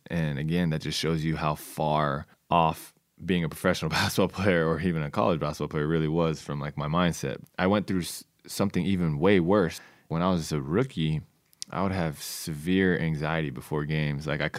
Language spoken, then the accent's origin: English; California, United States; And I was like, yep, I'm going back home. I'm playing for the Warriors. Yeah. It's my hometown team.